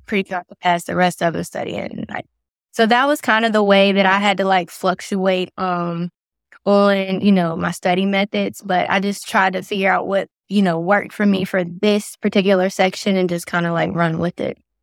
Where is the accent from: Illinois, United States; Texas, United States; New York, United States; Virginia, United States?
Virginia, United States; Lynchburg; moved away as an adult; now in Raleigh area, North Carolina, United States; I'm from Lawrenceburg, Virginia